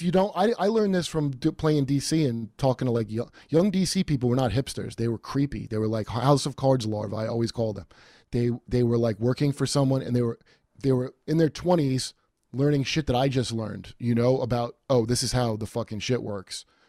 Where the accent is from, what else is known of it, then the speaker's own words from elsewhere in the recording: New York, United States; now in Los Angeles, United States; I'm from New York